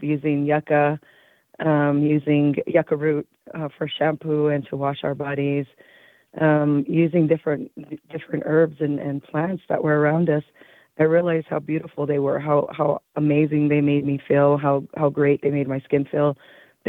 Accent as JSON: {"language": "English", "town": "Taos Pueblo", "region": "New Mexico", "country": "United States", "said": "I am from Taos Pueblo, New Mexico."}